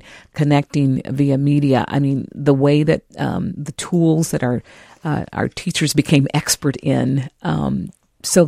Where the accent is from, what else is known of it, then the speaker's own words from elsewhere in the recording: California, United States; now in Minneapolis, United States; I'm from California